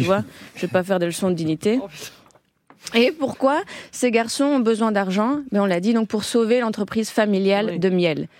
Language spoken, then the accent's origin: French; Belgium; moi, je viens de Belgique